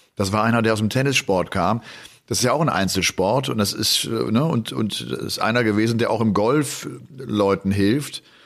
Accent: Cologne, North Rhine-Westphalia, Germany; Ich komme ja äh, aus Köln

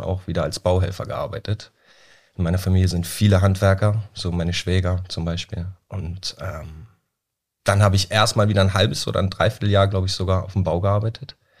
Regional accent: Flensburg, Schleswig-Holstein, Germany; in Flensburg, da wo ich herkomme

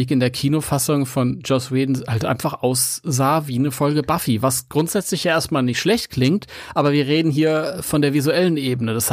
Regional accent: Mönchengladbach, North Rhine-Westphalia, Germany; ich bin eigentlich überhaupt kein Ami. Ich komme aus München-Gladbach.

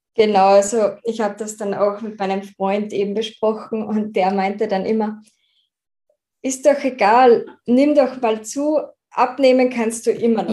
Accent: Austria; da ich aus Österreich komme, kann es sein, dass ich manchmal nicht ganz Hochdeutsch, hochdeutsche Wörter von mir bringe

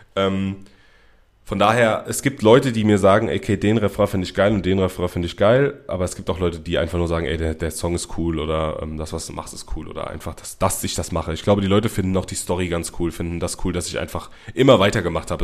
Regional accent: Mainz area, Rhineland-Palatinate, Germany; ich bin nicht Berliner. Ich komme aus der Mainzer Gegend.

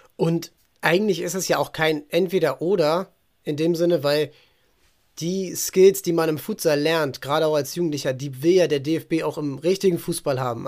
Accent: Hamburg, Germany; Neugraben, das ist eben, ich komme da aus der, aus der Ecke

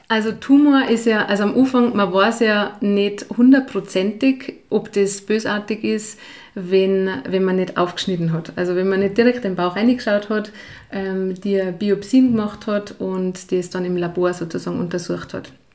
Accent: Lower Bavaria, Germany; moved away as an adult; also born or lived in St. Jakob, Tyrol, Austria / Ireland / Kitzbühel, Austria; now in Pillerseetal, Austria; bin ich in Bayern aufgewachsen

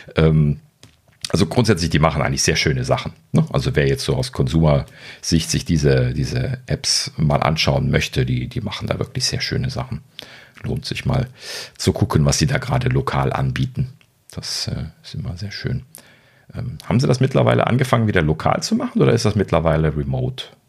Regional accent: Germany; Ich als Deutscher

